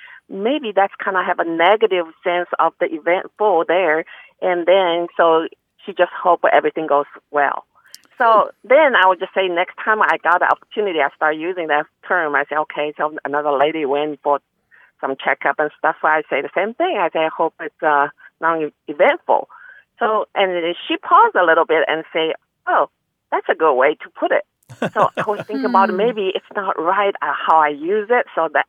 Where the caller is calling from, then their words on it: Dallas, Texas, United States; English is a second language; from Dallas, Texas.